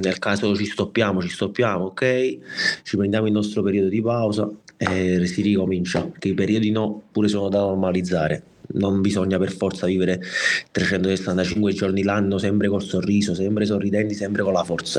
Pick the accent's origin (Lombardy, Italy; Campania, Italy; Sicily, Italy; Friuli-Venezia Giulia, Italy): Campania, Italy; Naples; vengo da Napoli